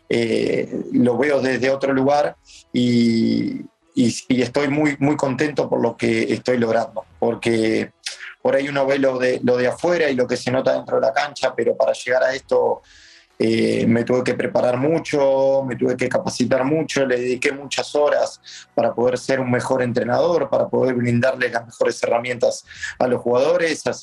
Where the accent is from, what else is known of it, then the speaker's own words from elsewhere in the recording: Argentina; lo que nos diferencia de los demás como argentinos y como equipo es que damos ese 10% más que los demás.